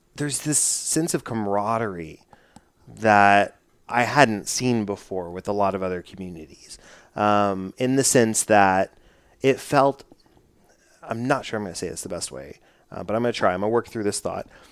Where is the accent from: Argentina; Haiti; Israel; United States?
United States; Dallas, Texas; I'm from Dallas